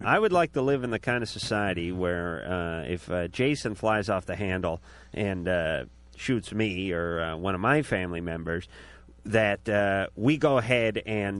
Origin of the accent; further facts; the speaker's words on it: Los Angeles, California, United States; my hometown, my beloved North Hollywood